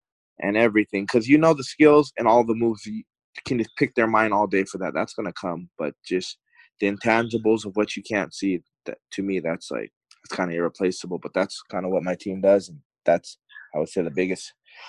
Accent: Hawaii, United States; now in Arizona, United States; I had like bounced around a little bit when I came from Hawaii to AZ.

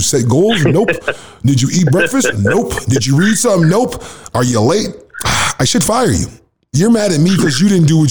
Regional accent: United States; now in Canada; I'm from the States

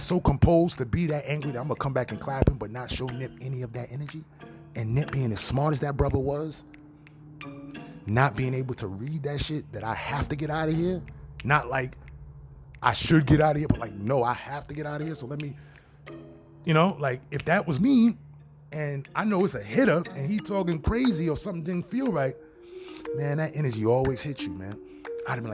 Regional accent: New York, United States; not from LA. I'm from New York.

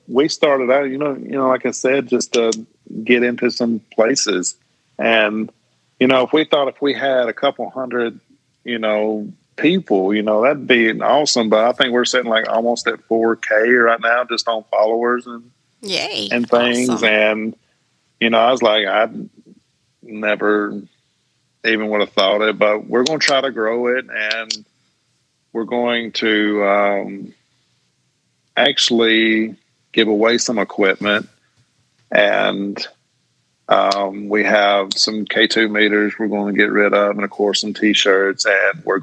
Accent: Tucker's Crossroads, Tennessee, United States; I grew up in the Tucker's Crossroads community

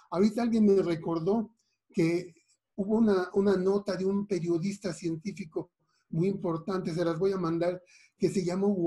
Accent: Mérida, Yucatán, Mexico; Yo soy originario de Mérida, Yucatán

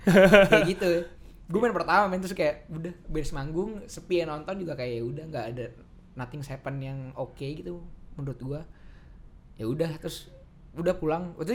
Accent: Jakarta, Indonesia; tuh orang Bandung gua orang Jakarta kan kita, ketemu di kampus berempat

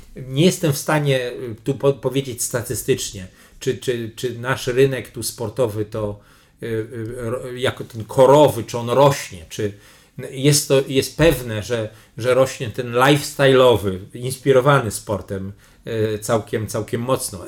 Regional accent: Poland; jestem z Polski, tu nowy dyrektor generalny

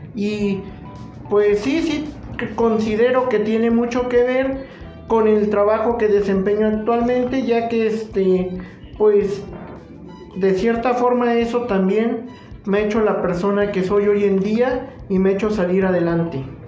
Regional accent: Jalacingo, Veracruz, Mexico; soy originario de Jalacingo, Veracruz y mi domicilio se encuentra en esa misma ciudad

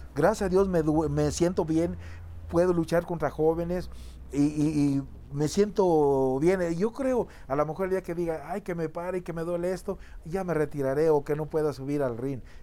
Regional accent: Zacualco de Torres, Jalisco, Mexico; Yo soy de, un rancho que se llama La Caguayana, de Zacualco de Torres, Jalisco

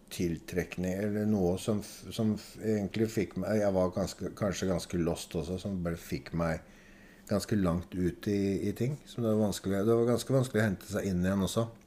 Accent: Oslo, Norway; also born or lived in Adamstuen, Oslo; Jeg vokste opp sammen med besteforeldre, eller foreldrene hennes. da. Eh, da flyttet vi eh, fra Majorstad til Adamstuen

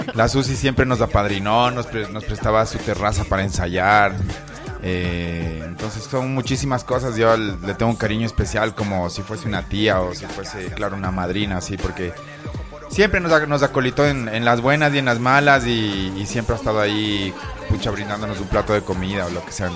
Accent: Ambato, Tungurahua, Ecuador; moved away; aquí en mi tierra

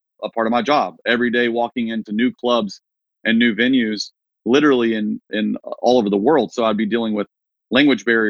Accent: Wichita Falls, Texas, United States; moved away as an adult; also born or lived in Nashville, Tennessee; my hometown in Texas, shout out Wichita Falls

